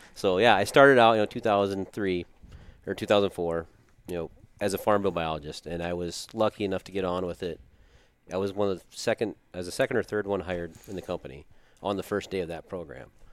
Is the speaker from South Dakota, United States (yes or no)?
yes; Watertown, South Dakota, United States; I grew up here in Watertown